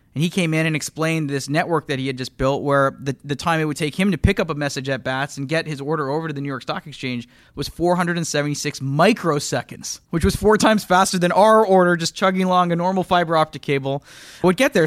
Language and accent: English; just outside of Toronto, Ontario, Canada; moved away as an adult; now in United States; I grew up just outside of Toronto, moved to the U S in two thousand two